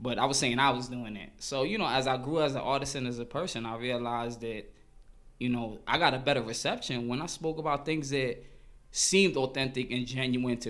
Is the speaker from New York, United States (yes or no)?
yes; New York City, New York, United States; growing up in Crown Heights